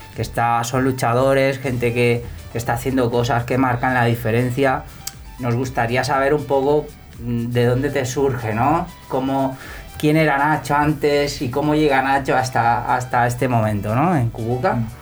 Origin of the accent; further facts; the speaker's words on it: Sant Boi de Llobregat, Catalonia, Spain; yo soy de Samboy de Barcelona